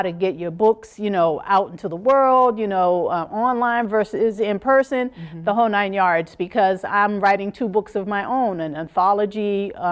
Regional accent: New York, United States; when I was a young child, I used to go to the United Nations quite often. I grew up in New York um, during the summer times

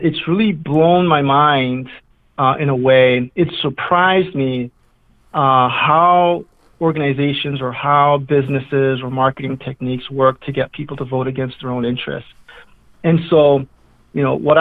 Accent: New York City, New York, United States; now in Deerfield, United States; I grew up in New York City during the crazy, wild drug wars of the 1980s in the South Bronx

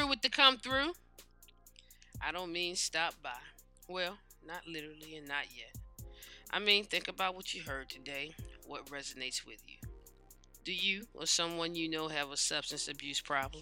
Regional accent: United States; we, as American citizens

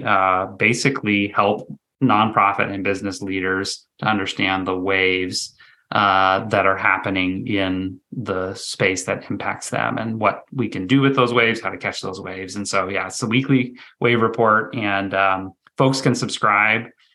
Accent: Southern California, United States; moved away; I'm originally from Southern California

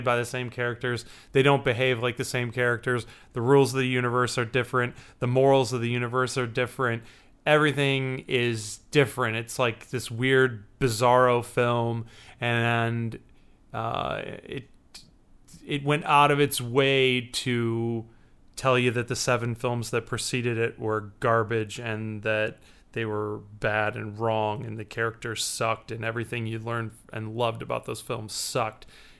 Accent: Chicago, Illinois, United States

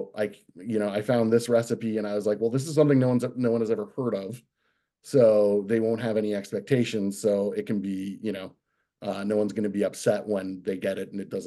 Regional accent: St. Thomas, Ontario, Canada; now in Toronto, Canada; I grew up in St. Thomas, so I still got lots of friends in the area

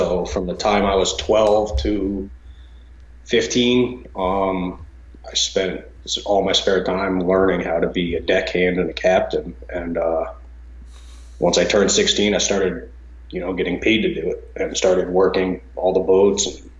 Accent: Eastern Connecticut, United States; also born or lived in East Lyme, Connecticut; So I'm from Eastern Connecticut. I live in East Lyme now. I've lived within a half hour or so of the water my whole life.

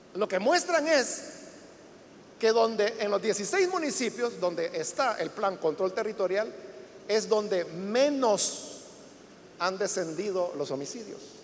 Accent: El Salvador; todos somos salvadoreños y ciudadanos

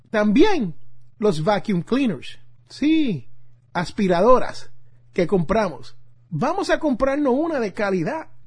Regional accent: Puerto Rico; cuando yo jugaba béisbol allá en mi isla de Puerto Rico y necesitaba un guante de béisbol, como le decimos nosotros allí en mi barrio, un guante de pelota.

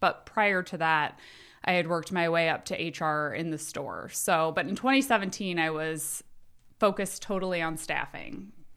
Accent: South Bend, Indiana, United States; now in Elkhart, United States; I'm actually from South Bend, but live in Elkhart

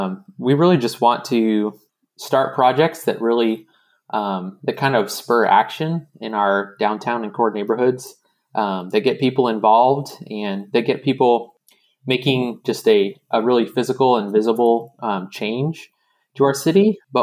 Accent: Dallas, Texas, United States; moved away as an adult; now in Shreveport, United States; when I moved here, I mean, Shreveport was very different from where I grew up in Dallas. You know, I grew up in a suburb, and, you know, my parents had one of the first maybe 10 or 20 homes in their subdivision

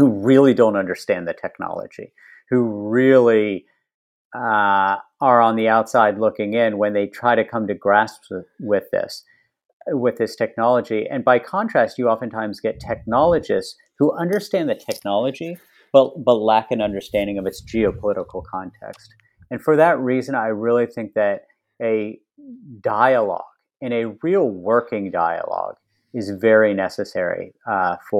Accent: West Virginia, United States; When I was growing up in West Virginia, there were lots of companies based in West Virginia.

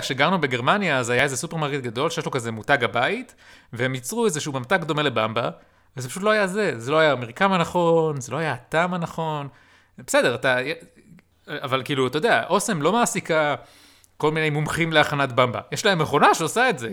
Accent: Israel

